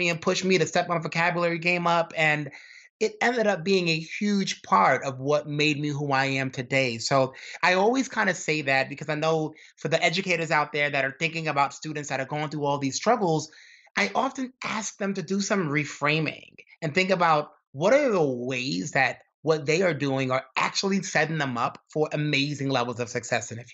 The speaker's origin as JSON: {"language": "English", "town": "New York City", "region": "New York", "country": "United States", "tie": "born or raised there", "said": "growing up in Brooklyn, New York, and having a dad that was in trouble with the law"}